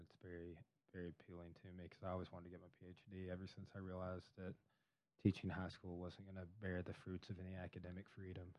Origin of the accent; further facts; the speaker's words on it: Ozark area, Arkansas, United States; it was my hometown